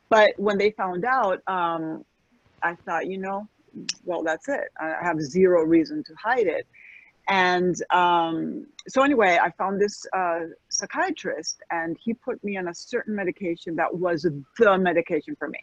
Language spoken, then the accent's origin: English; Spain; moved away as an adult; also born or lived in United States; now in Florida, United States; I'm American and I'm Spanish, but I had never really lived here for any extended period of time as an adult